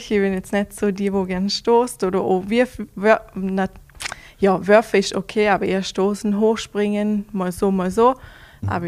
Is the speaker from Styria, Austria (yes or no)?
no; Vorarlberg, Austria; für jeden mehr Mehrkämpfer vor allem ist das ein kleiner Kindheitstraum, aber vor, all, vor allem als Vorarlberger ist das, ja, mhm. unglaublich.